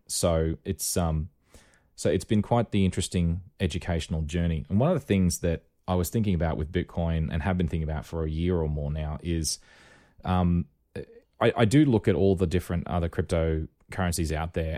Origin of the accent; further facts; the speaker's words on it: Rockhampton, Queensland, Australia; when I was growing up in Rockhampton